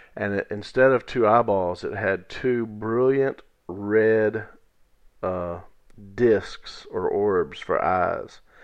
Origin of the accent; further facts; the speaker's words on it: Natchez Trace Village, United States; where I grew up in Natchez Trace Village